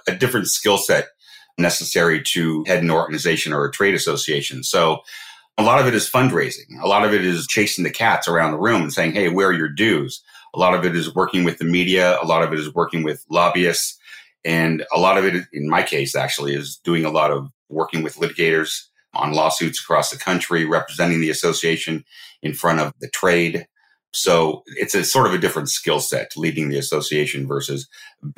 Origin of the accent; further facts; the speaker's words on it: Northern California, United States; I grew up in Northern California